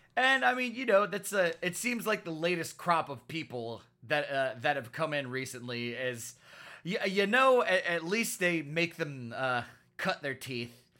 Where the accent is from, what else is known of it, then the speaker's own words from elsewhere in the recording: Florida, United States; I'm from Florida